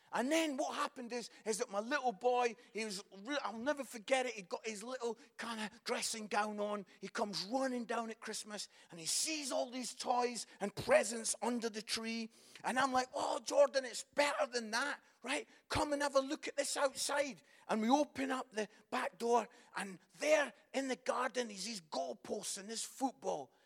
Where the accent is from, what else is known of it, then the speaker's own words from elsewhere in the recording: Scotland, United Kingdom; moved away as an adult; also born or lived in Barnsley; I am Scottish